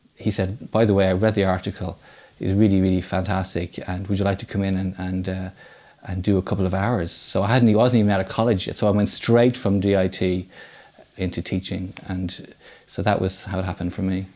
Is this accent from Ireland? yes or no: yes; Dublin, Leinster, Ireland; I grew up in Foxfield in Rhieni. So, um, the three films I've made so far, they're Dublin films